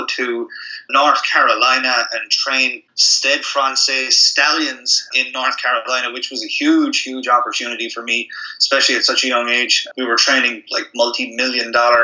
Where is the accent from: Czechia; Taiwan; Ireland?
Ireland; Limerick, Munster; I was growing up in Limerick, Ireland